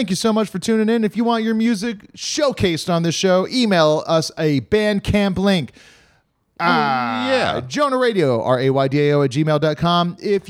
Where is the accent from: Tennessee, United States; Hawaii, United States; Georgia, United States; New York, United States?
Hawaii, United States; moved away; I'll be at Anna O'Brien's in Hawaii, coming home for a hometown show.